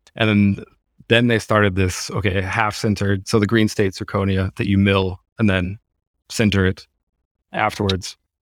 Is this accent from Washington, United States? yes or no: yes; Seattle, Washington, United States; moved away as an adult; now in Germany; born and raised in Seattle, don't have any German roots or anything, spent my whole life in Seattle